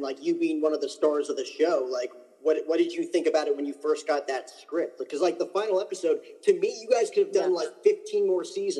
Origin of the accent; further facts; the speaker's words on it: New Jersey, United States; now in Phoenix, United States; I grew up in New Jersey.